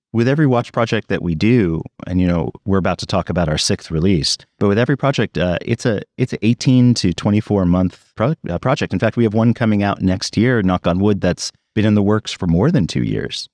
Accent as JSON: {"language": "English", "town": "New York City", "region": "New York", "country": "United States", "tie": "born or raised there", "said": "I grew up in New York City"}